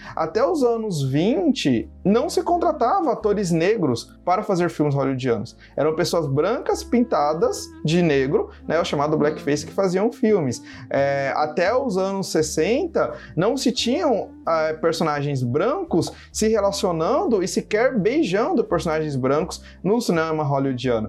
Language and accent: Portuguese; Brazil; eu enquanto brasileiro